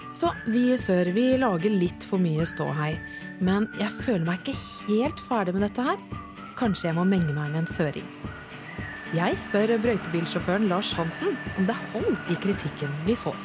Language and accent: Norwegian; Southern Norway, Norway; Som søring